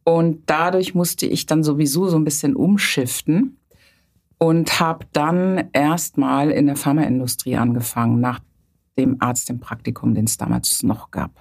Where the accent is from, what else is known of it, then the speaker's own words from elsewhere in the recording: later near Bonn, North Rhine-Westphalia, Germany; moved away as an adult; now in Hamburg, Germany; Also aufgewachsen bin ich auf dem Land. Dort habe ich die gesamte Kindheit verbracht, rechtsrheinisch sozusagen, zusammen mit meiner älteren Schwester. Und in der Pubertät sind wir dann etwas städtischer umgezogen, das heißt in die Nähe von Bonn